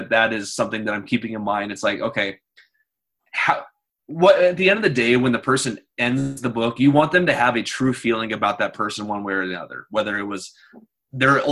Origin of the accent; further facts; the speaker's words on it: Mount Angel, Oregon, United States; So I grew up in Mount Angel, Oregon. It's a small town about an hour south of Portland